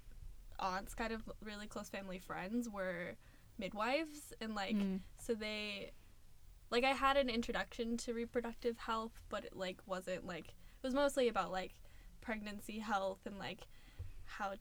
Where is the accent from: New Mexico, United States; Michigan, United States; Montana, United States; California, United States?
Montana, United States; Missoula; moved away as an adult; now in Seattle, United States; I'm from Missoula, Montana. It's the second largest city in Montana